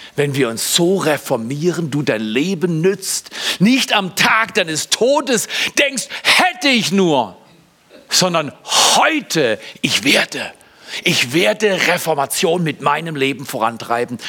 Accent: Germany; Ich bin Deutscher

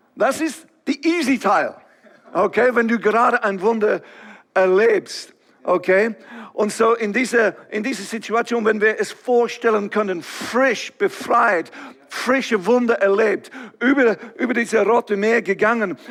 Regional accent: England, United Kingdom; German is a second language; now in Switzerland; ich komme ursprünglich von England, ihr werdet das erkennen, irgendwie von meinem Akzent

